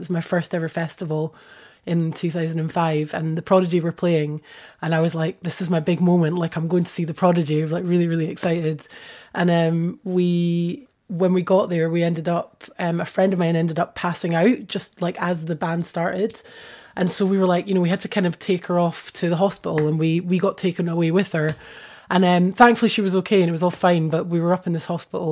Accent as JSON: {"language": "English", "town": "Edinburgh", "region": "Scotland", "country": "United Kingdom", "tie": "born or raised there", "moved": "as an adult", "lives_now": "Bristol, United Kingdom", "said": "growing up in Edinburgh"}